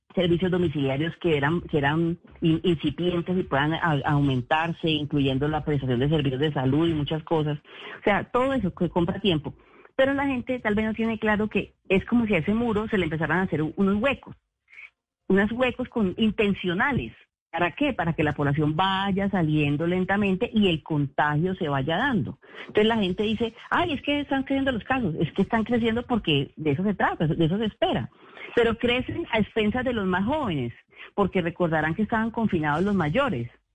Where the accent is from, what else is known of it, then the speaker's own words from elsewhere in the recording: Colombia; como colombianos